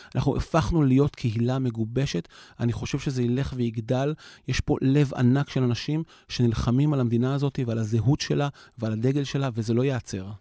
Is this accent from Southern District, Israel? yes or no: no; Yavne, Central District, Israel; אני אישית גדלתי ביבנה